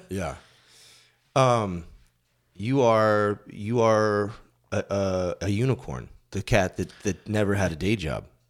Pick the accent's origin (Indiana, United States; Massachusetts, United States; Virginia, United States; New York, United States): Massachusetts, United States; moved away as an adult; I grew up in Massachusetts and I moved out here when I was twenty-seven.